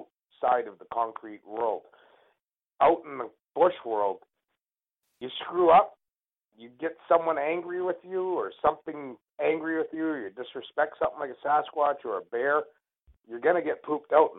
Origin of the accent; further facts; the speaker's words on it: Canada; as an Indian, an Indigenous person of Canada